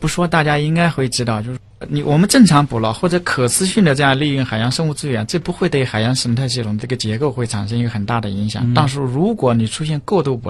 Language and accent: Chinese; Yangtze River, China; 我之前是在长江边长大的，我吃的都是淡水鱼。